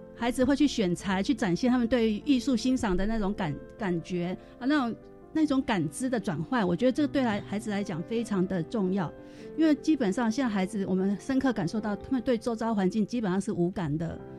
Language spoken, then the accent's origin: Chinese; Taipei, Taiwan; 我们台北人